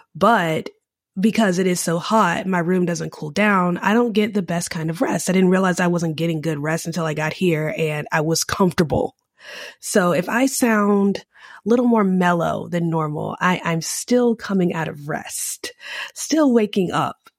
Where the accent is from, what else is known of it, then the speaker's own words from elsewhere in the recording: United States; I'm an American